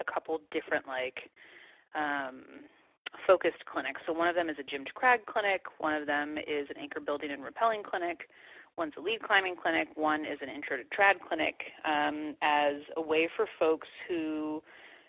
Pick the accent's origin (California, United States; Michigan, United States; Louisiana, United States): California, United States; I'm from California